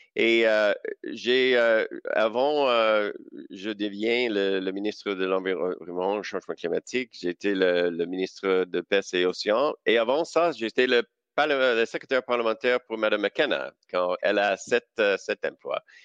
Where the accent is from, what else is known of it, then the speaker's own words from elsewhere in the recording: Saskatchewan, Canada; French is a second language; j'ai grandi en Saskatchewan